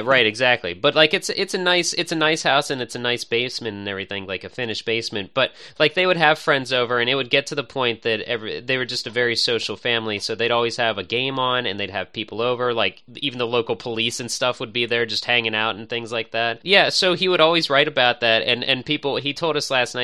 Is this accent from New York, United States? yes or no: no; suburbs near Pittsburgh, Pennsylvania, United States; I've always grown up in the suburbs, so it's nice to find something that's twenty minutes out of the city, but also, like, a, not too far from where my mom lives, my hometown